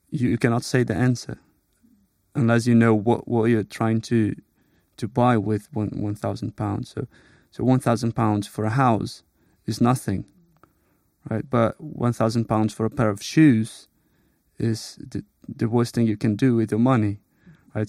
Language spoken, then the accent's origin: English; Brazil; moved away as an adult; now in United Kingdom; I'm from Brazil. I moved to the U K a couple of years ago.